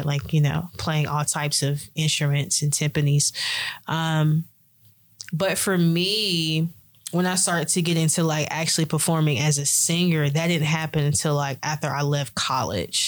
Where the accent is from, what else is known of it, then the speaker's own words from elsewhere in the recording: Smithfield, North Carolina, United States; I was born in Smithfield, North Carolina